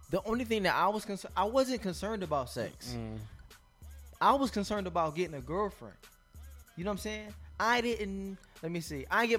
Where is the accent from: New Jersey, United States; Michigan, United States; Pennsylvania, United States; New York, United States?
Pennsylvania, United States; Philadelphia; Philadelphia, Pennsylvania.